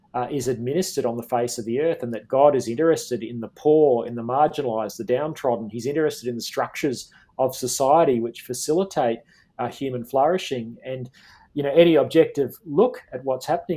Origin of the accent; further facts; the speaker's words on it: Queensland, Australia; my home state of Queensland.